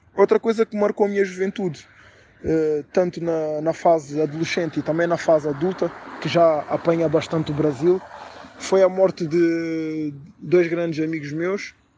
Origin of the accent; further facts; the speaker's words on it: Portugal; moved away as an adult; also born or lived in Brazil; now in England, United Kingdom; sou cidadão português porque nasci em Portugal